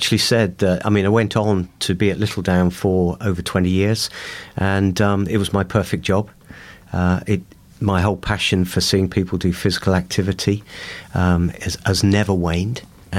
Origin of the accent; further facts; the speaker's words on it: Bournemouth, South West England, United Kingdom; also born or lived in Liverpool; I was born in Bournemouth in the 50s, late 50s, and really brought up.